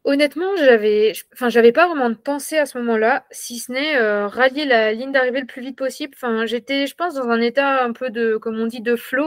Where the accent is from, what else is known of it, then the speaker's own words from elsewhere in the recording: Ambronay, Auvergne-Rhône-Alpes, France; moved away; also born or lived in Toulouse; Je suis originaire de l'Ain, près d'Amberieu-en-Bugey. Euh, voilà, j'ai grandi donc à Ambronay